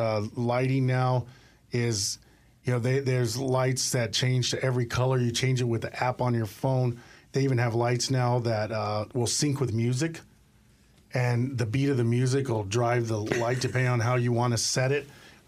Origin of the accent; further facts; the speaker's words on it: El Paso, Texas, United States; So I'm originally from El Paso, Texas, and my dad was a retired military.